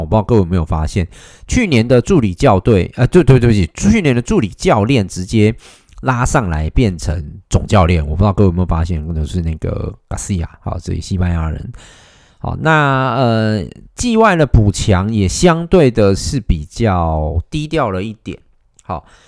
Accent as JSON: {"language": "Chinese", "region": "Taichung", "country": "Taiwan", "said": "作为一个台中人"}